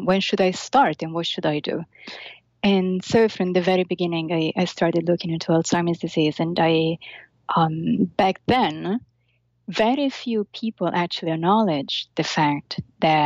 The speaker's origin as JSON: {"language": "English", "country": "Italy", "moved": "yes", "lives_now": "New York, United States", "said": "I'm Italian. I'm from Italy."}